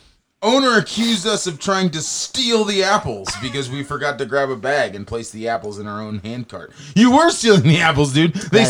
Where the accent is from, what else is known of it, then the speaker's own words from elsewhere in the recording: Hendersonville, North Carolina, United States; We're from Hendersonville. We drove to Greenville to park.